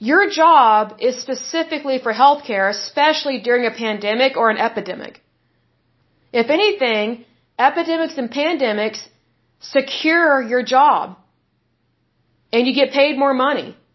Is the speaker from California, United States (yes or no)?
no; Oklahoma, United States; I'm from Oklahoma, and way back in the day, we had a lot of mills and factories here.